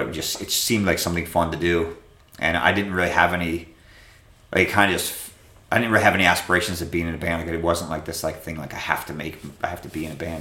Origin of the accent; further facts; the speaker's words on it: Philadelphia, Pennsylvania, United States; we all grew up in the city